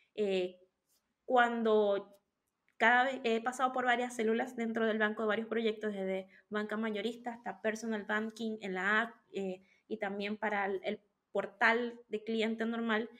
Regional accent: Venezuela; moved away as an adult; now in Chile; soy venezolana, pero vivo en Chile desde hace siete años

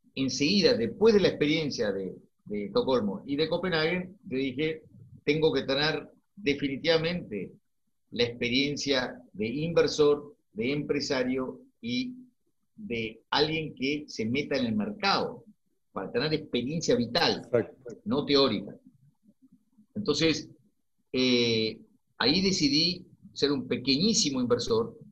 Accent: Argentina; yo como argentino

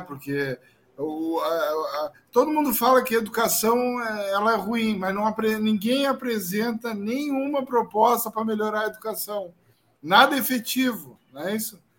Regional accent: Pelotas, Rio Grande do Sul, Brazil; eu sou de Pelotas

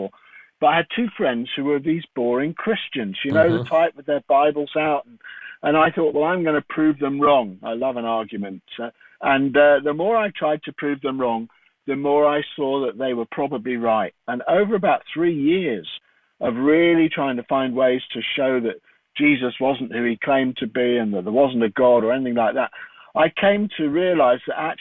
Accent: London, United Kingdom; I grew up in London

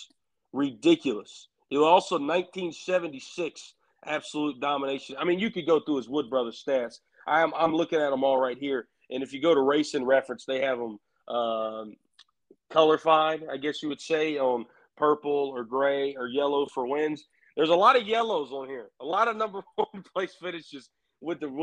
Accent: Union, South Carolina, United States; where I grew up at in Union, South Carolina

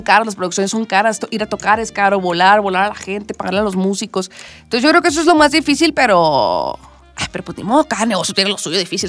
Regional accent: Culiacán, Sinaloa, Mexico; now in Mexico City, Mexico; yo soy de Culiacán

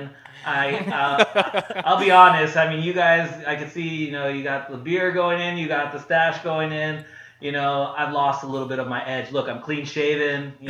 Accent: Pasadena, California, United States; also born or lived in Oxnard, California; I grew up in Pasadena

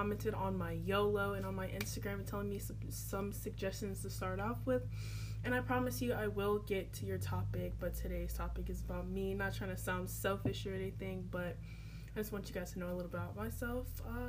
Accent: Riverside, California, United States; born there; now in Chesapeake, United States; I was born in Riverside, California, which is a really long way away from Virginia. I live in Chesapeake, Virginia.

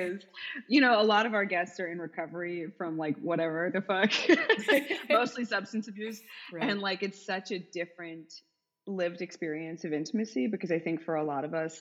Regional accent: United States; I'm an American too

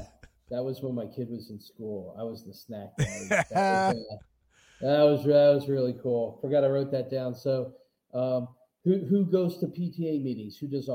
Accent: Philadelphia, Pennsylvania, United States; now in Las Vegas, United States; I'm from Philly

